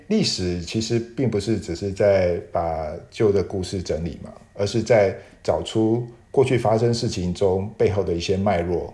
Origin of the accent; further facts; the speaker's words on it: Taiwan; moved away as an adult; 我是台湾的大学本土毕业的嘛